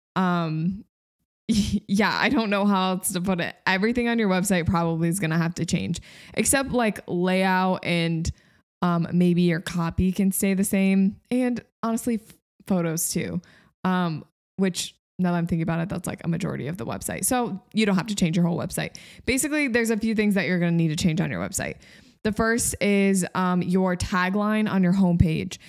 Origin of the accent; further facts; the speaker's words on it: Grand Rapids, Michigan, United States; moved away as an adult; also born or lived in upstate New York; moved from upstate New York to my hometown, which is Grand Rapids, Michigan